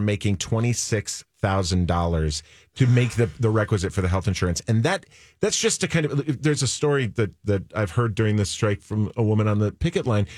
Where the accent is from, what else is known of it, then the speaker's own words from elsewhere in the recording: Minnesota, United States; I was not born in Minnesota, but I grew up in Minnesota